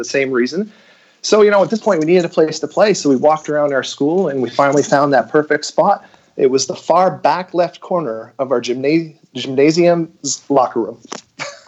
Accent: Quebec, Canada; I'm an English-speaking Quebecer

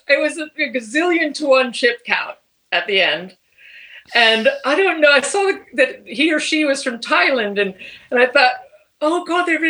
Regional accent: United States; moved away; also born or lived in Los Angeles / London / New York; I am an American person

